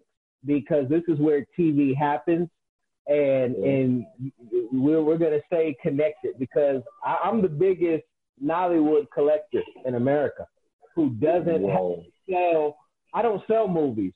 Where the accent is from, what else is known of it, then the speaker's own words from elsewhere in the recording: California, United States; also born or lived in Midwest; I'm from California